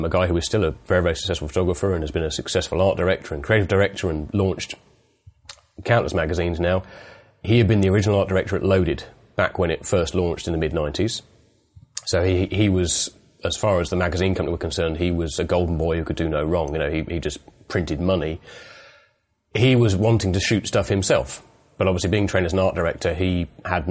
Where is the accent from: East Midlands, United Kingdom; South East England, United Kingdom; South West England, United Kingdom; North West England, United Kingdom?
East Midlands, United Kingdom; moved away as an adult; also born or lived in Blackpool / London; East Midlands originally